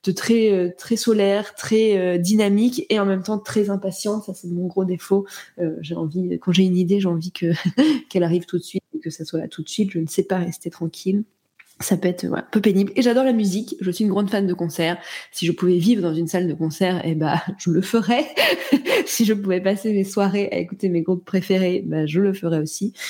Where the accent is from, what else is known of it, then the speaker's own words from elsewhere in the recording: Nantes, Pays de la Loire, France; now in Cognac, France; je suis née à Nantes